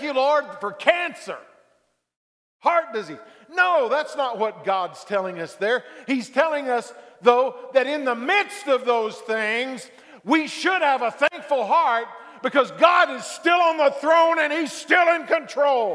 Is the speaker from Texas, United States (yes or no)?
yes; Dallas, Texas, United States; I grew up in Texas, Dallas-Fort Worth